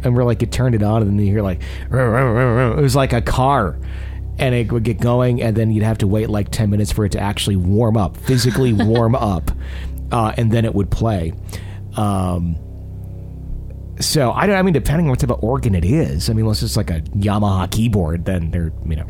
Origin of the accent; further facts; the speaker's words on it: Texas, United States; We're from Texas, but we never really traveled, so this was exciting.